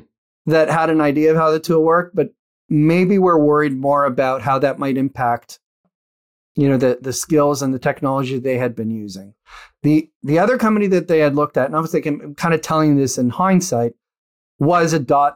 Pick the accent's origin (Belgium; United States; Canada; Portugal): Canada; And at that point, as a Canadian, you kind of understand this